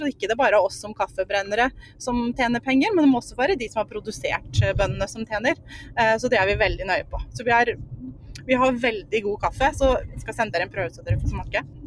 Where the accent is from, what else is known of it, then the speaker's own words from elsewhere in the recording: Mjøndalen, Buskerud, Norway; moved away as an adult; now in Romsdalen, Norway; Vi er fra Mjøndalen, en liten plass utafor Drammen